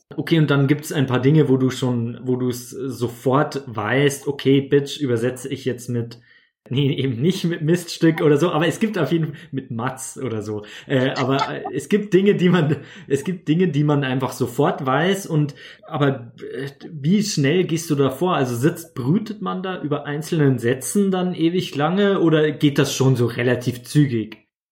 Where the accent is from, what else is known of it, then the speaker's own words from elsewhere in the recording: Bavaria, Germany; ich als Bayer